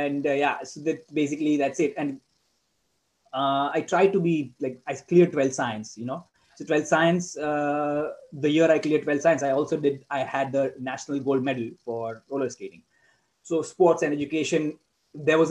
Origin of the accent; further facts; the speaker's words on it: India; moved away as an adult; now in Netherlands; we grew up in India with teachers